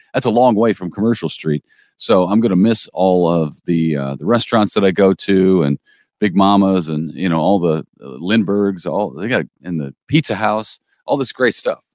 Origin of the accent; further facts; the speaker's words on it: Collinsville, United States; moved away; my hometown, Collinsville